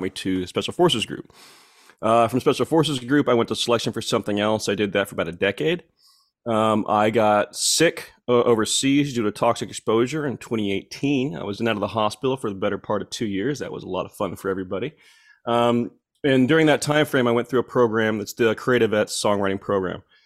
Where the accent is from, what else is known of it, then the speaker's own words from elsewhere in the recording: Fort Gibson, Oklahoma, United States; born and raised in Muskogee, Ok, uh, County, Oklahoma, a little town called Fort Gibson